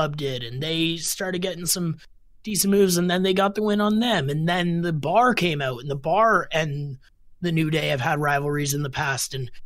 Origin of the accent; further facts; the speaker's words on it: Canada; as a Canadian kid loving wrestling